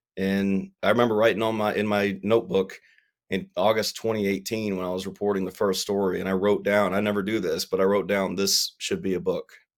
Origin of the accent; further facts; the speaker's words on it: South Carolina, United States; growing up poor in South Carolina